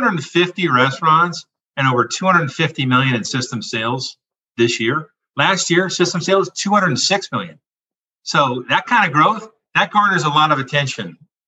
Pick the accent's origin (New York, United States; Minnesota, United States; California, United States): California, United States; growing up in the Bay Area, of course, you know, we've had those partnerships with all the teams up there.